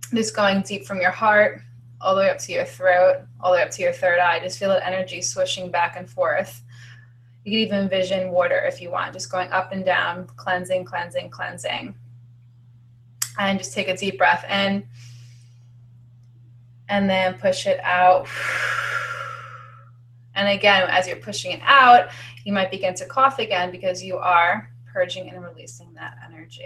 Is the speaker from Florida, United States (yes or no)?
no; New York, United States; we're both from New York